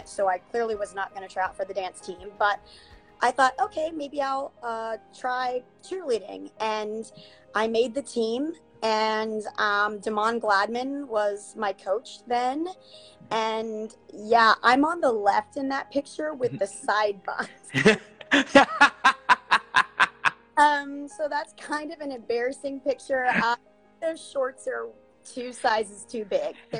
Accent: southern Ohio, United States; I'm actually from a very small, small town um, in Ohio, southern Ohio. So, right uh, near Kentucky

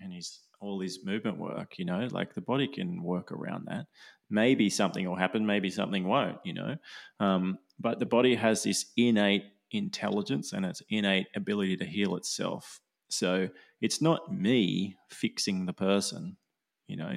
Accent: Australia; I'm Aussie

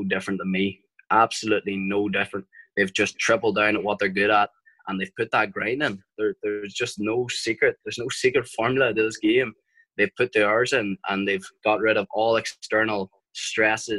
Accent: Ireland; we're Irish

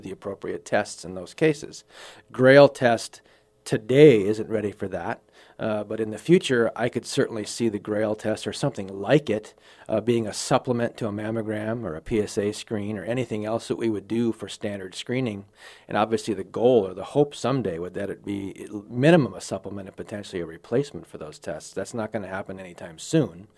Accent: Wild Rose, Wisconsin, United States; now in Sioux Falls, United States; I grew up on a dairy farm in Wisconsin

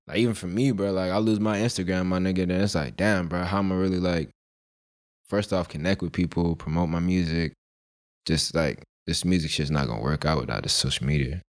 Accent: Monroe, Georgia, United States; also born or lived in Philadelphia; I'm basically raised in, like, Monroe

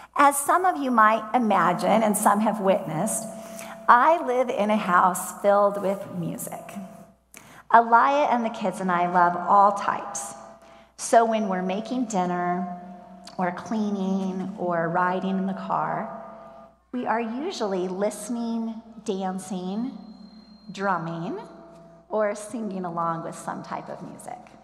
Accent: Columbia, Missouri, United States; moved away; My mom and I went back to Columbia, Missouri last weekend to visit my hometown church

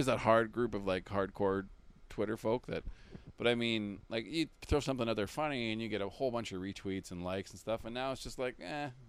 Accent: Canada; as a Canadian

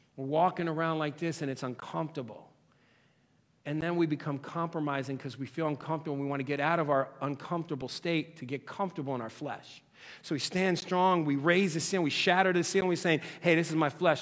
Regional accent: United States

